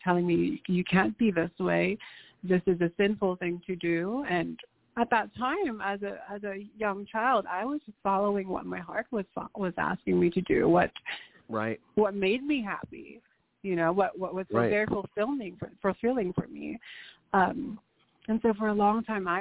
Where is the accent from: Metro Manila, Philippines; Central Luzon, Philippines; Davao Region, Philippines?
Central Luzon, Philippines; Angeles City; also born or lived in Nevada, United States; now in United States; I was born in the Philippines in the province called Angeles City, Pampanga, and it's a very Catholic-run